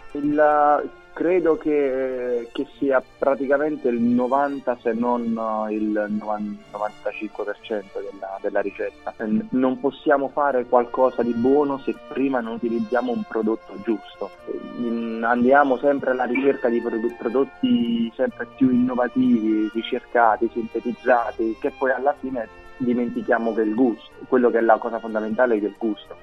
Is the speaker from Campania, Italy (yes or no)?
yes; Naples, Campania, Italy; essendo napoletano, e da buon napoletano